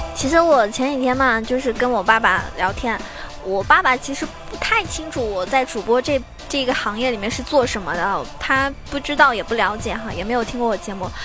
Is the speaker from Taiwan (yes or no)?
no; China; 我们中国人呢，就是这一点好